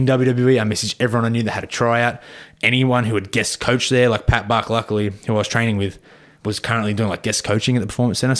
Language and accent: English; Melbourne, Victoria, Australia; I was like, I'm from Melbourne, whatever.